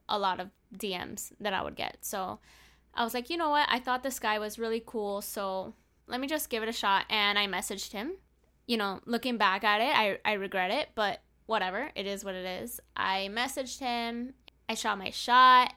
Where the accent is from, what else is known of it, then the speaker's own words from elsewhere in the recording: Hialeah, Florida, United States; I'm from Hialeah